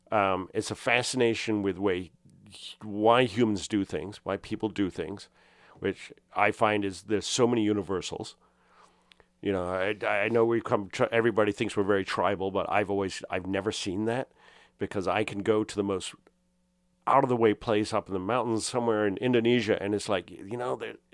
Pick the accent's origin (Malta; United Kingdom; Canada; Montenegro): United Kingdom; now in United States; I was raised as an American in the UK, so I was always kind of a foreigner, and this in the 70s. And I've never quite felt like I fit in. And I moved to the US and I didn't fit in here.